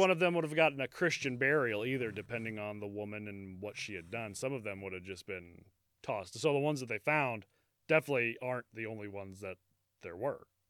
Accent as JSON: {"language": "English", "country": "United States"}